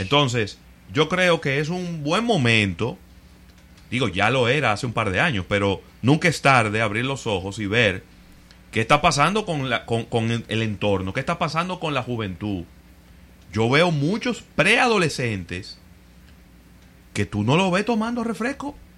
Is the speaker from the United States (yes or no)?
no; Dominican Republic; somos los dominicanos